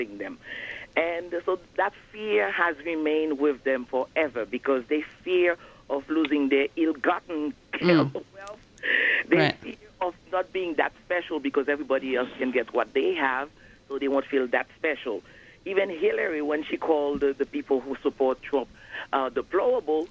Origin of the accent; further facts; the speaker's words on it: Haiti; moved away as an adult; now in United States; I was born in Haiti